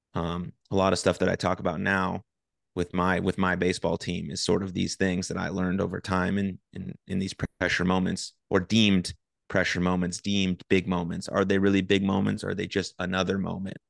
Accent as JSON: {"language": "English", "town": "San Francisco", "region": "California", "country": "United States", "tie": "born or raised there", "moved": "yes", "lives_now": "Dallas, United States", "said": "I grew up in San Francisco. I currently live in, in Dallas."}